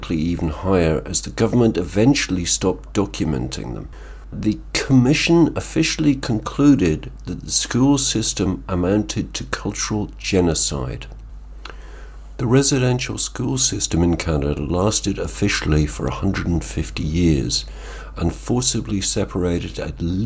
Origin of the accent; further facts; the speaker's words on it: Ireland; I'm Irish